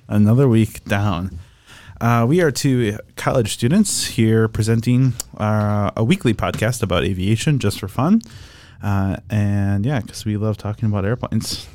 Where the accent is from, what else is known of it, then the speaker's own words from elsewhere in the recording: Oshkosh, Wisconsin, United States; growing up in Oshkosh meant, uh, being around airplanes for most of my younger career